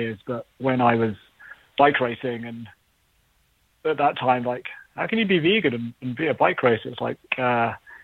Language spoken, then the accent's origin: English; England, United Kingdom; moved away; I'm from England